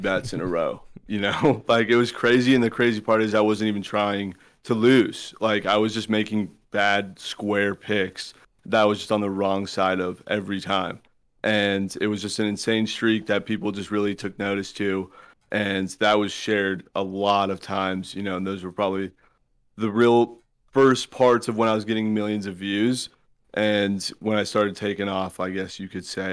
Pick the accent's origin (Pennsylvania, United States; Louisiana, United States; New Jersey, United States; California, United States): California, United States; Southern; I was from Southern California